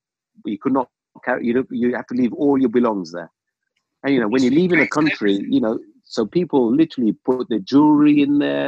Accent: London, United Kingdom; also born or lived in Uganda; we lived in London since we came here. Came to UK when I was 8 years old.

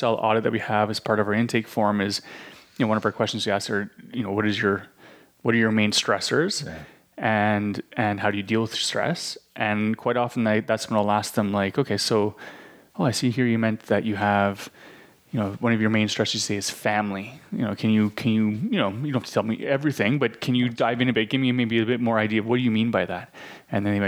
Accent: Canada; moved away; It's one of the retirement capitals of Canada

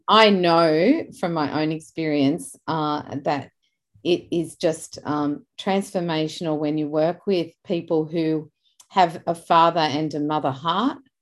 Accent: Beverly Hills, New South Wales, Australia; I grew up in Beverly Hills in Australia

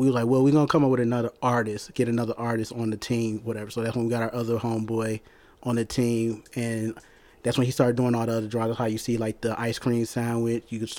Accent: Detroit, Michigan, United States; I'm from Detroit.

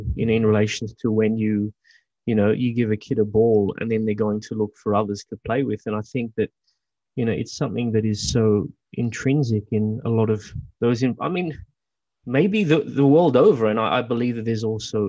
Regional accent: Australia; growing up in Australia

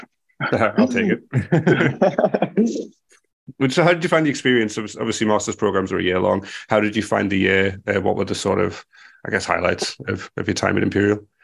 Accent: United Kingdom; I'm speaking as a a British person

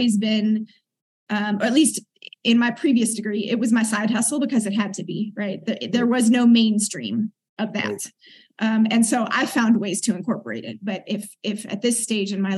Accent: Oakland, California, United States; moved away as an adult; also born or lived in South Africa; grew up in East Oakland, a predominantly black neighborhood

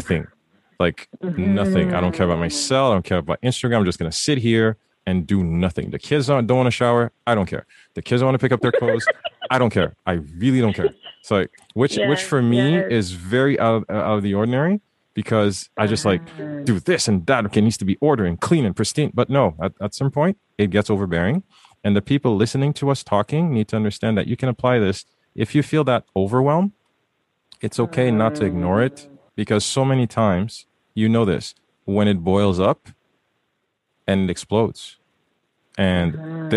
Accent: Haiti; I was raised in Haiti, first son, first male

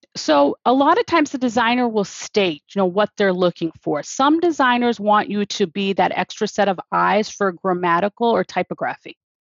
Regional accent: outside of Detroit, Michigan, United States; I was born and raised outside of Detroit

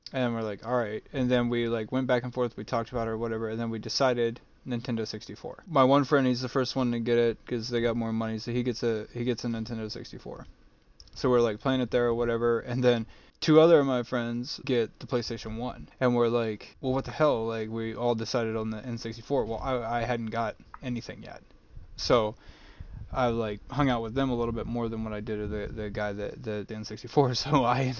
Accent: Mexico; growing up in Mexico

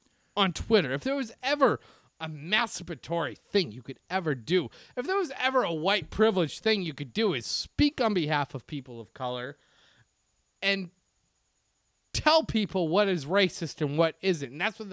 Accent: Baltimore, Maryland, United States; I grew up in Baltimore.

